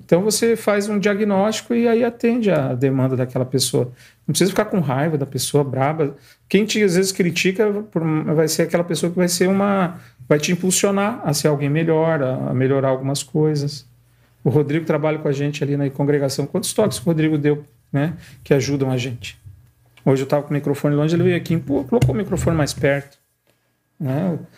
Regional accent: Guarapuava, Paraná, Brazil; eu sou de Guarapuava

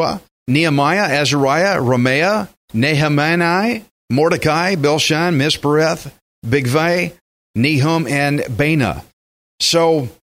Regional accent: Texas, United States; I'm a Texan

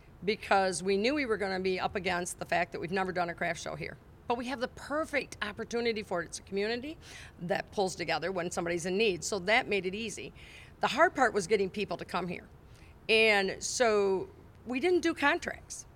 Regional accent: Climax, Michigan, United States; my hometown

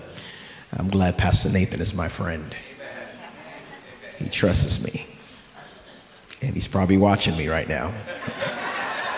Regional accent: New York, United States; I'm from New York.

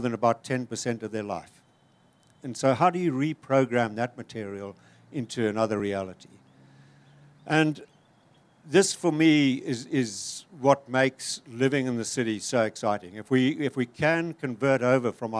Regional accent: Zimbabwe; moved away; also born or lived in Cape Town; I'm from Zimbabwe

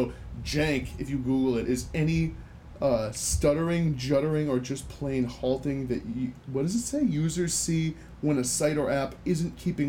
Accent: United States; My, not mate, because I'm American and I don't right. say mate.

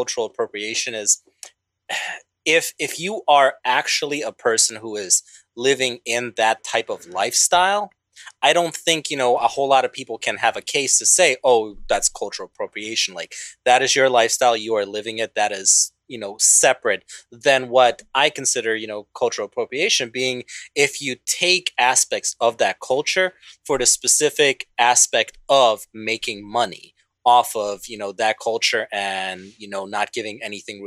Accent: Bosnia & Herzegovina; moved away; I'm originally from Bosnia

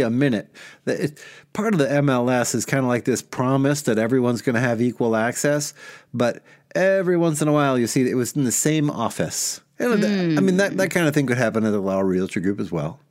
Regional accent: Milwaukee, Wisconsin, United States; I grew up in Milwaukee, home of Manpower International

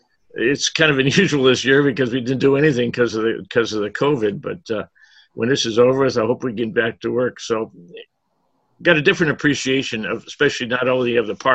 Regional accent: Erie, Pennsylvania, United States; I grew up outside of the Presque Isle Bay

